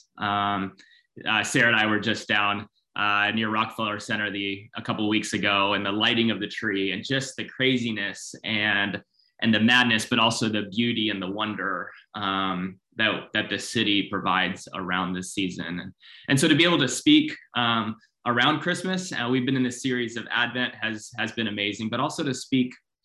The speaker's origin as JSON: {"language": "English", "country": "Philippines", "tie": "born or raised there", "said": "I grew up in the Philippines."}